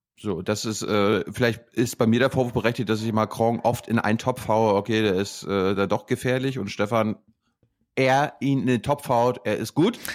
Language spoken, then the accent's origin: German; Germany; wir als Deutsche